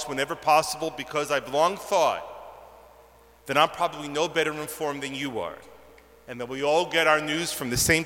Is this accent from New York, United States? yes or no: yes; New York, United States; moved away as an adult; now in Toronto, Canada; I was born and raised in New York, as many of you know, and when I moved up to Toronto 26 years ago